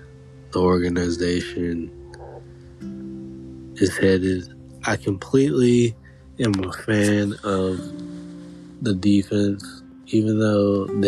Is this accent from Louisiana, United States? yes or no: no; St. Louis, Missouri, United States; born and raised. I grew up in St. Louis, Missouri